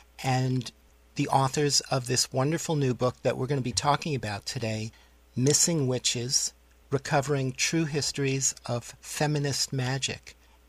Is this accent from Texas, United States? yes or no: no; New York City, New York, United States; moved away; I grew up in New York City.